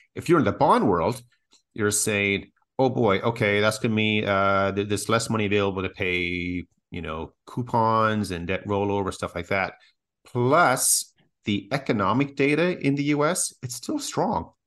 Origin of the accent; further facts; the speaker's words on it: Canada; as Canadians